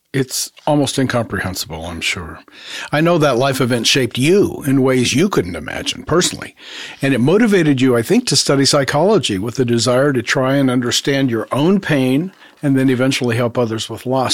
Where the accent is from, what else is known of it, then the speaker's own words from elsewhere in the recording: Honduras; moved away; I grew up in Latin America and in the Latino community